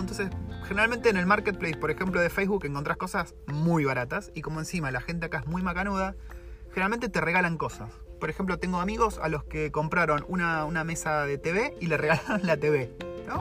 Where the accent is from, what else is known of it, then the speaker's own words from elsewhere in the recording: Argentina; moved away as an adult; now in New Zealand; cómo es vivir siendo un latino, siendo un argentino